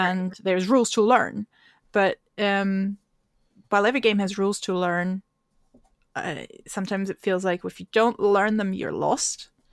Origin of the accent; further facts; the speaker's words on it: Austria; now in Edinburgh, United Kingdom; I live in Edinburgh and in Scotland, uh, although I'm originally from Austria